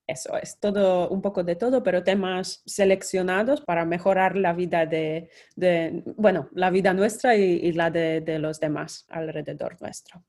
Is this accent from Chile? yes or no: no; Poland; moved away; Soy polaca